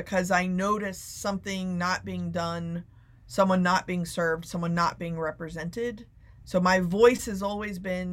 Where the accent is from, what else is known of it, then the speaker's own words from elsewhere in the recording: Plano, Texas, United States; I grew up in Plano, Texas